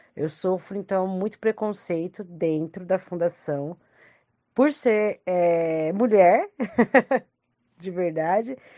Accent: Franco da Rocha, São Paulo, Brazil; eu sou de Franco da Rocha

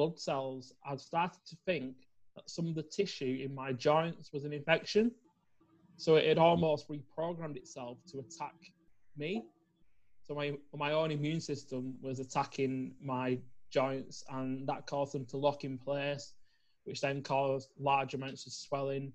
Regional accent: Preston, North West England, United Kingdom; I'm from Preston in the United Kingdom, which is not far from Manchester. So up in the north

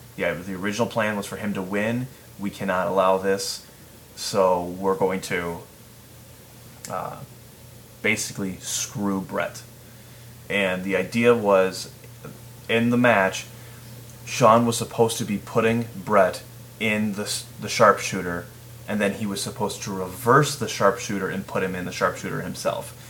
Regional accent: Chicago region, Illinois, United States; I'm from the Chicago region.

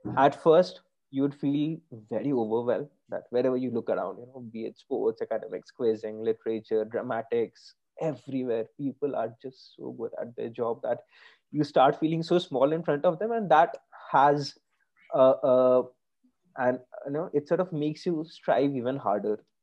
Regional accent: Kolkata, West Bengal, India; moved away as an adult; So I grew up in Calcutta. Uh, that's where I stayed for the first 18, 19 years of my life

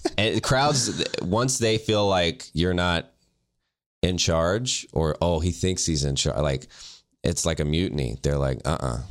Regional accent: the South, United States; now in Los Angeles, United States; I'm from the South

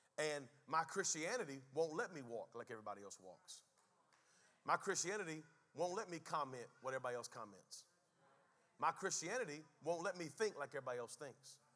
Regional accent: United States; Before I am an American, before I am a Native American

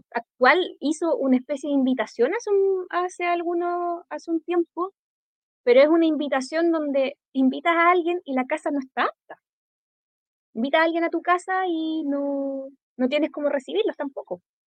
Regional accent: Concepción, Biobío, Chile; yo siendo de Gran Concepción de toda mi vida

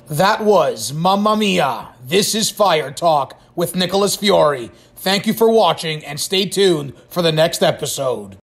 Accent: Canada; I'm Canadian

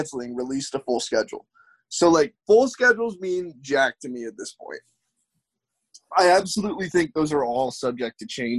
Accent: the South, United States; accent: Southern; My Southern accent's not good enough to play in the SEC, and neither is my team.

